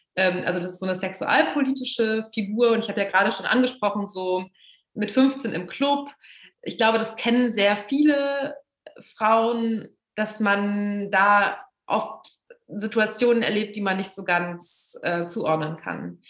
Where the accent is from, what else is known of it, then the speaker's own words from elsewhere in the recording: Braunschweig, Lower Saxony, Germany; now in Berlin, Germany; ich bin in Braunschweig aufgewachsen